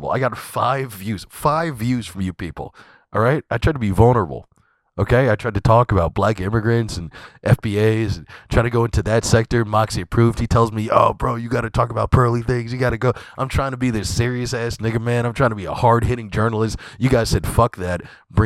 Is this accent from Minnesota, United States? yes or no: no; Scotch Plains, New Jersey, United States; moved away; I am back here in Scotch Plains, New Jersey. If you guys know a little bit about me, this is my hometown. I'm actually in the room that I grew up in.